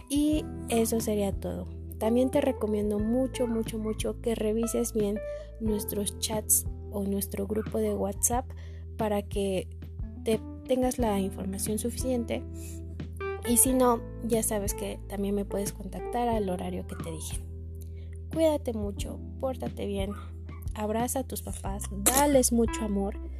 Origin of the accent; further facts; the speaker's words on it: Mexico; como mexicanos